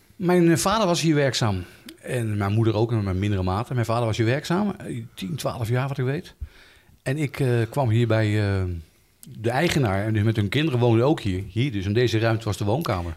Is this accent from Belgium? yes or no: no; Utrecht, Netherlands; moved away as an adult; now in Houten, Netherlands; Ik ben opgegroeid op Knaleiland in Utrecht